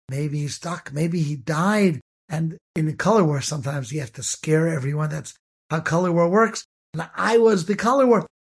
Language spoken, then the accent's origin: English; Cleveland, Ohio, United States; I grew up in Cleveland, Ohio